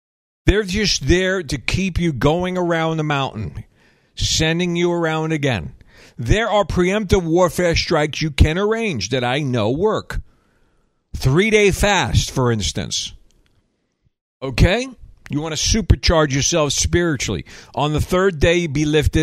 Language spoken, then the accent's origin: English; the South, United States; I'm a Southerner